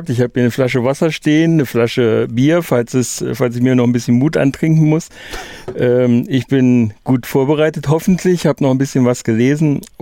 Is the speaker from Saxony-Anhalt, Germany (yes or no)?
yes; Ströbeck, Saxony-Anhalt, Germany; now in near Helmstedt, Germany; ursprünglich komme ich gar nicht aus der Ecke, sondern noch weiter östlich, nämlich aus der ehemaligen DDR bei äh, Halberstadt habe ich in Deutschlands einzigem Schachdorf gelebt. Äh, Ströbeck Schachdorf Ströbeck